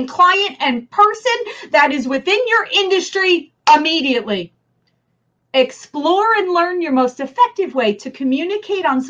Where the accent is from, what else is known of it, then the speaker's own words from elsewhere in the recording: New Jersey, United States; accent: New Jersey; my New Jersey accent